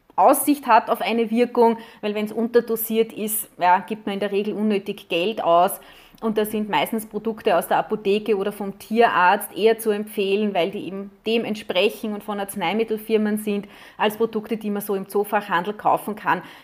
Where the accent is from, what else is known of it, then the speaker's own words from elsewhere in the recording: Austria; bei uns in Österreich